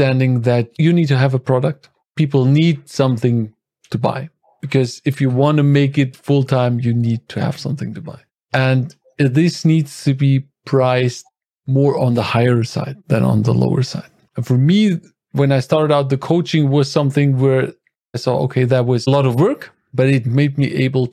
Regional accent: Germany; I'm from Germany. I live here with my wife and the two kids.

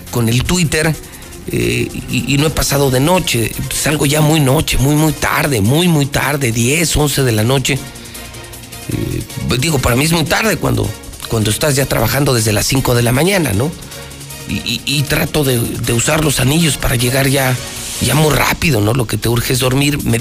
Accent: Aguascalientes, Mexico; yo no sé de qué barrio sea usted, pero yo soy del Encino, imagínese que algún estúpido por dejar, según él, bonito el templo, fuera a enjarrar todo el templo del Encino

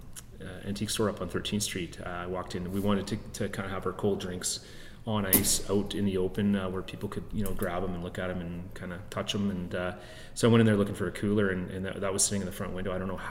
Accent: Vancouver, British Columbia, Canada; moved away as an adult; also born or lived in Calgary, Canada; now in Lethbridge, Canada; I grew up in Vancouver. I came here to college in the 90s, late 90s, and I had a good time here, but I ended up going back to Vancouver for a few years

